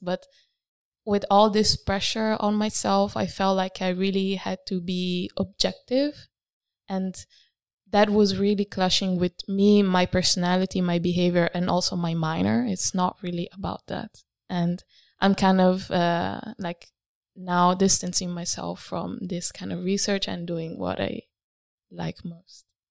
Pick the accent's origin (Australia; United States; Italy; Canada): Italy; moved away as an adult; now in Rotterdam, Netherlands; I am from Italy